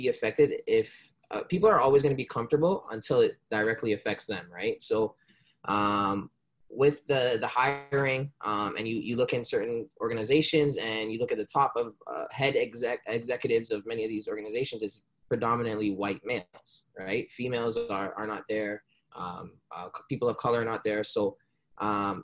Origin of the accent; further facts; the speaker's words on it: Brampton, Ontario, Canada; also born or lived in Jamaica; I was born in Jamaica, but I came here at a young age, and I've been living in Brampton, the greater Toronto area, my whole life